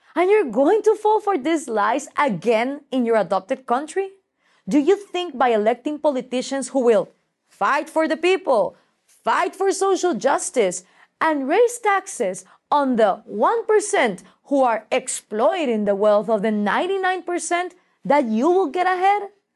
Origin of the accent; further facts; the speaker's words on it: Guatemala; Guatemala and I work throughout Latin America